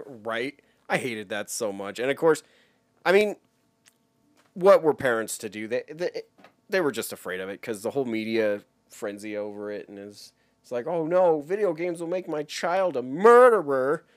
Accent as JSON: {"language": "English", "region": "Wyoming", "country": "United States", "tie": "born or raised there", "said": "I was growing up in Wyoming at the time"}